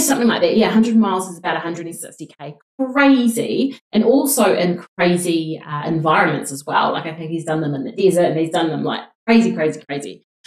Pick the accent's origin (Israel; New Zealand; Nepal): New Zealand; We're two Kiwi girls